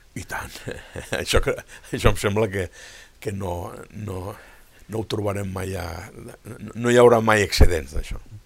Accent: Catalonia, Spain

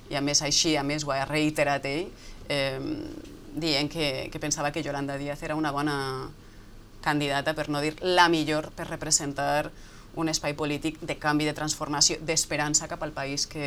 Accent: Galicia, Spain; i més com a gallega, vull dir, jo crec que dins d'aquesta idea que tenim nosaltres d'Espanya, d'un país de països

